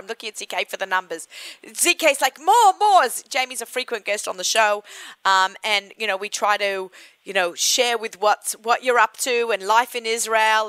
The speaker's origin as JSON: {"language": "English", "town": "Sydney", "region": "New South Wales", "country": "Australia", "moved": "yes", "said": "I am from the town of Bondi Beach. It's like, you know, a city town in Sydney, Australia"}